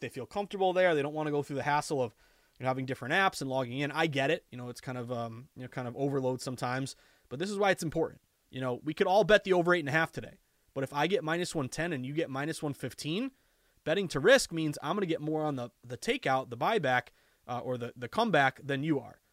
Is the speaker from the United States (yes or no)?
yes; the Berkshires, Western Massachusetts, United States; I grew up in Western Mass and the Berkshires